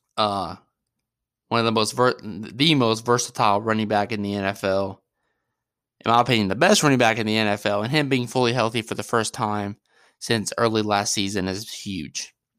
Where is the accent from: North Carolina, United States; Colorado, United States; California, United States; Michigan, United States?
North Carolina, United States; Mooresville; I am originally from Mooresville, North Carolina